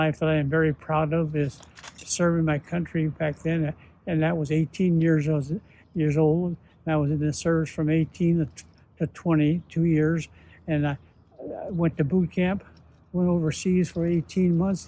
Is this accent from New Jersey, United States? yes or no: no; San Diego, California, United States; I was born in San Diego in 1925, November.